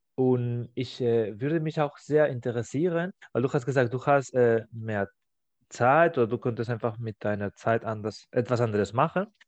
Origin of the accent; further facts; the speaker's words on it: Spain; German is a second language; now in Germany; in meiner Heimat in Spanien